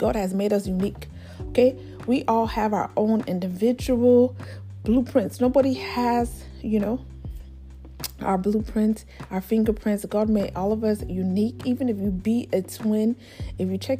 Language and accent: English; United States; first generational Nigerian American here in America, raised by Nigerian parents and born, firstborn in America